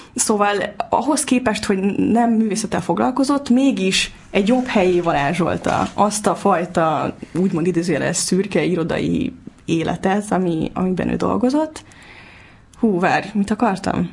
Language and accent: Hungarian; Budapest, Hungary; Én Óbudán születtem, Óbudán éltem, és borzalmasan fontos számomra ez a hely, az apámmal kapcsolatban is, meg a gyerekkorommal kapcsolatban is